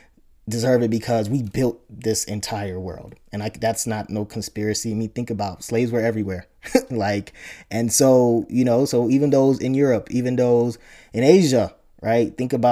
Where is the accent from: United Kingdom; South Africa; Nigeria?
Nigeria; even though I grew up and I was born in Nigeria, my ancestors were there.